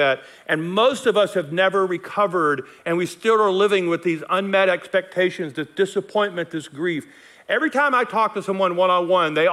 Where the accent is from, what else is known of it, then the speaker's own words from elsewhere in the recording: Logansport, Louisiana, United States; moved away as an adult; also born or lived in Nacogdoches, Texas; now in Colorado, United States; I was raised over here in Logansport, Louisiana, not far from here